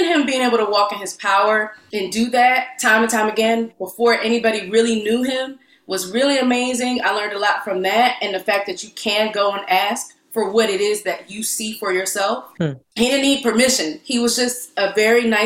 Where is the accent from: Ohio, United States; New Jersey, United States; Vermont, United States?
Ohio, United States; Cleveland; moved away as an adult; now in Philadelphia, United States; I'm from Cleveland, Ohio. There was an arts community, but it wasn't as robust as Philly